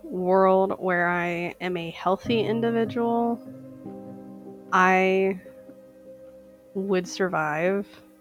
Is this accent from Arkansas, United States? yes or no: no; Saint Paul, Minnesota, United States; I am a eyewear specialist, and I am from St. Paul, Minnesota.